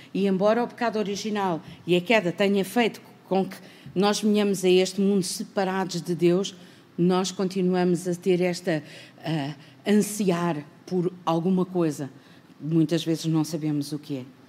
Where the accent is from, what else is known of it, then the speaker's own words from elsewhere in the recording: Portugal; nós somos portugueses